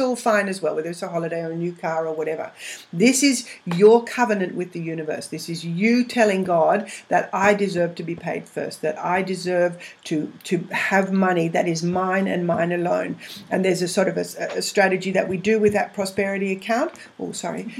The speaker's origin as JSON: {"language": "English", "region": "England", "country": "United Kingdom", "moved": "yes", "lives_now": "Australia", "said": "I'm English, so I've got a lot of family over there"}